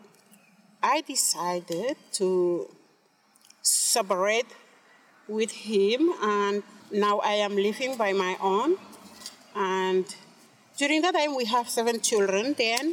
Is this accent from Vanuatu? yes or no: yes; Tanna Island, Tafea, Vanuatu; now in Port Vila, Vanuatu; I am from Tana Island